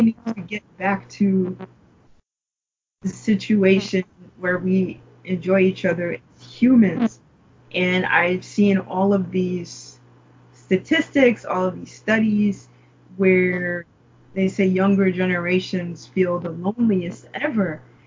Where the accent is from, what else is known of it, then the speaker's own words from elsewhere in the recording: New York, United States; growing up in New York